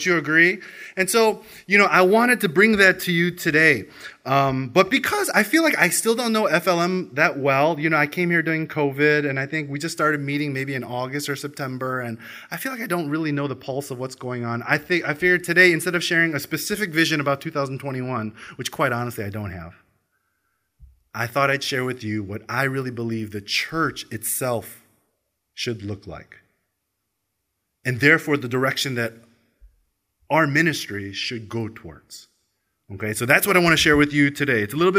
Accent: Australia; I am Korean American Australian. You know, yes, I am Australia, yeah.

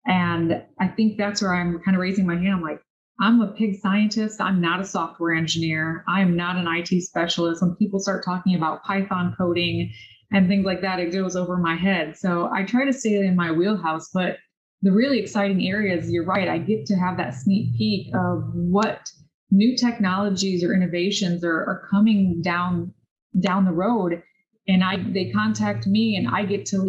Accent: Cambridge, Illinois, United States; I'm originally from Cambridge, Illinois. Grew up in the Midwest on our family farm.

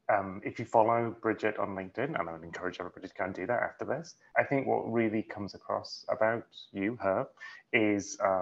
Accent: United Kingdom; now in New York City, United States; No, not at all. I was raised in England. I've been in the States 12 years, 13 years? Yeah, I guess so. I sort of feel like I don't quite belong in any culture anymore. Like my American friends still say I sound like completely British

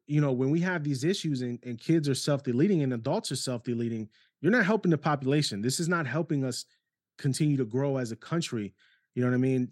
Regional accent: New York City, New York, United States; moved away; also born or lived in Ohio; New York City half of my life before going on Ohio

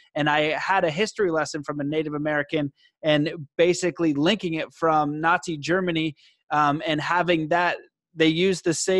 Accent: Canada; I'm Canadian

